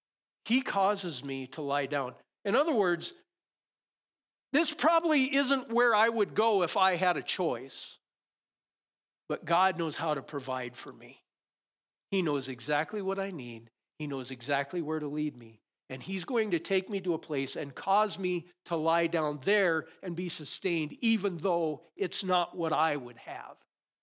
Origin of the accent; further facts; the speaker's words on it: Conrad, United States; I grew up in Conrad, and especially in the springtime, when you look out, and we had some sheep farmers around.